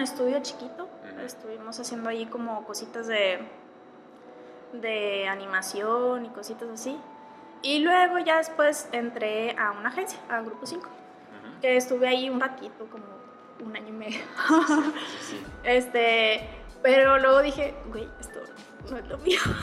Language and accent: Spanish; Monterrey, Nuevo León, Mexico; aquí en Monterrey, bueno, yo soy de, Monterrey